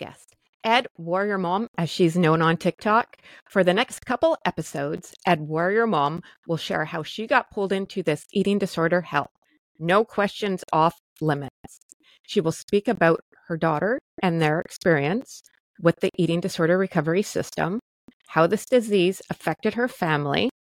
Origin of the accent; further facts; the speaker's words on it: Canada; nor am I an American. I am Canadian